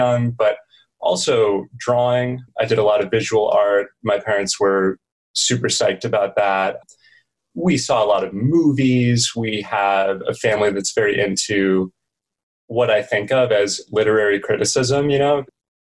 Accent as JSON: {"language": "English", "region": "New Mexico", "country": "United States", "tie": "born or raised there", "also_born_or_lived": "California / Colorado", "said": "grew up in California, transitioned to New Mexico, spent a lot of time in the Southwest since then"}